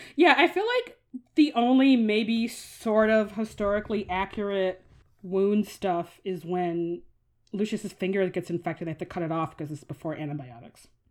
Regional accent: United States; as an American

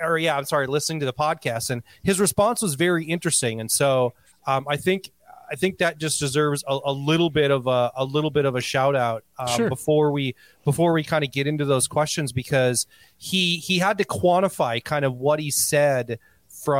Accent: Canada; When I said I'm Native Canadian, I meant to say I'm what you would call Native American, but I'm from Canada, which simply means I'm an Indian.

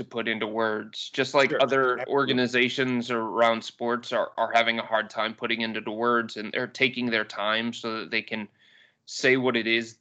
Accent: Cleveland, Ohio, United States; I grew up on the West Side. I grew up in West Park in the Lakewood area

